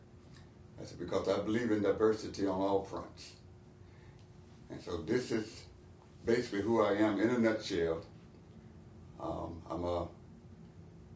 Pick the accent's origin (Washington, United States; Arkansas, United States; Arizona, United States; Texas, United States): Arkansas, United States; moved away as an adult; now in North Carolina, United States; I'm originally from Arkansas